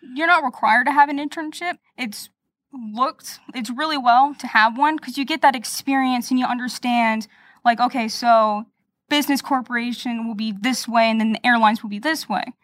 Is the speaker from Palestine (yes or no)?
no; Lake Mary, Florida, United States; I'm native here from Florida, Lake Mary, to be precise